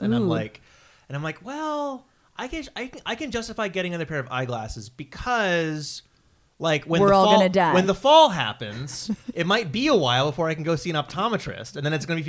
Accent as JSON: {"language": "English", "region": "Florida", "country": "United States", "tie": "born or raised there", "moved": "yes", "lives_now": "Los Angeles, United States", "said": "I grew up in Florida"}